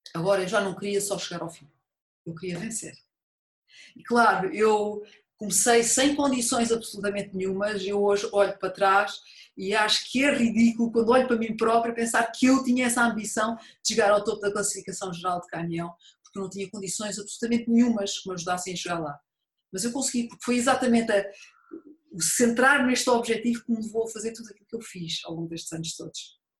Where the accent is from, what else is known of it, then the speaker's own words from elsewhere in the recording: Montijo, Setúbal, Portugal; eu nasci e vivi no Montijo na altura